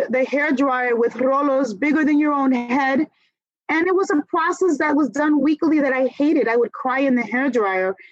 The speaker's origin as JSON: {"language": "English", "town": "New York City", "region": "New York", "country": "United States", "tie": "born or raised there", "said": "growing up in New York City"}